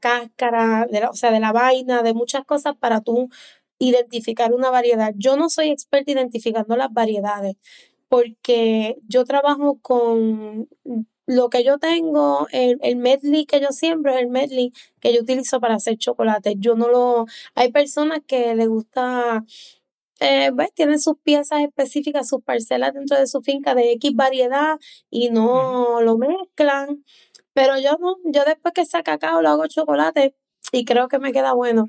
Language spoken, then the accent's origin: Spanish; Lares, Puerto Rico; also born or lived in Aurora, Illinois, United States; yo nací en un pueblito de Illinois, Aurora, pero a los seis meses de edad me trajeron a Puerto Rico. Mis papás se mudaron y entonces me crio en el barrio Callejones de Lares.